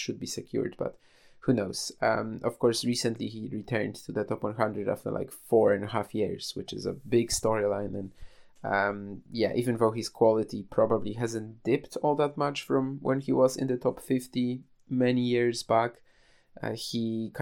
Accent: Poland; I was already back home in, trying to get back to my hometown, I guess, but I was already in Poland

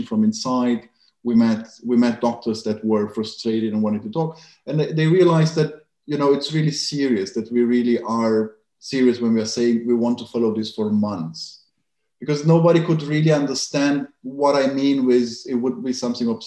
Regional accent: Germany; I grew up in Germany

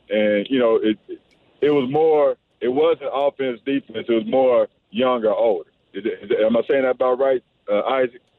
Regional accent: Missouri, United States; the opportunity for me to play in my home state, uh, two hours from home.

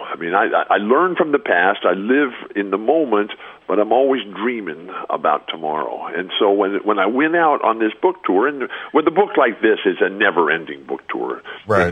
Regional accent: San Diego, California, United States; I'm in my hometown, sitting in my living room at home

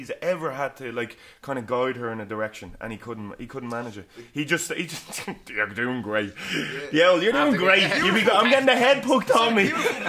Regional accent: Ireland; as an Irish lad growing up

